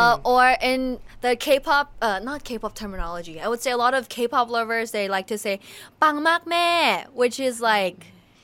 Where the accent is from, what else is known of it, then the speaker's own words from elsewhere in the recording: Thailand; But I'm like, no, I'm full Thai. I just went to international school.